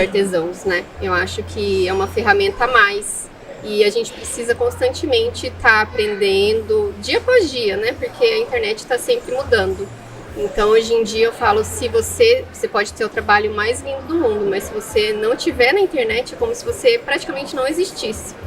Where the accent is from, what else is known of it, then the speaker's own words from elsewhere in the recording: Foz do Iguaçu, Paraná, Brazil; eu sou natural aqui de Foz do Iguaçu